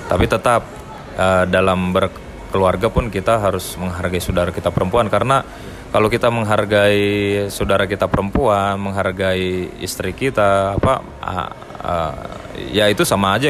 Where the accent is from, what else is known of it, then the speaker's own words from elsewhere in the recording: Java, Indonesia; namanya sebagai uh, orang Batak yang uh, lahir dan besar di tanah Jawa